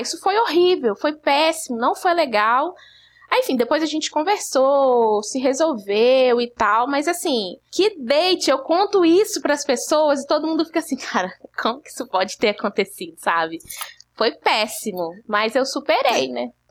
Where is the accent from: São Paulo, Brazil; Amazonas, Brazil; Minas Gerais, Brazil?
Minas Gerais, Brazil; Belo Horizonte; eu sou de BH